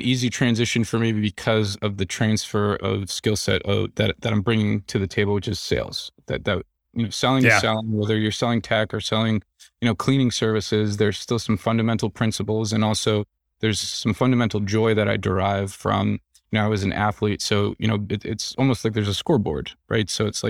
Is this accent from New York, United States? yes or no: yes; New York City, New York, United States; I come from the New York City area. The food just doesn't hold a candle to what I'm used to.